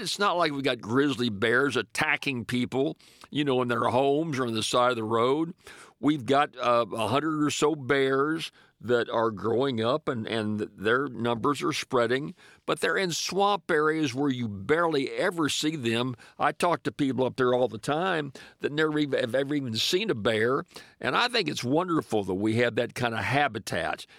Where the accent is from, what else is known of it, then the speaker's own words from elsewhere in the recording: Louisiana, United States; my home state of Louisiana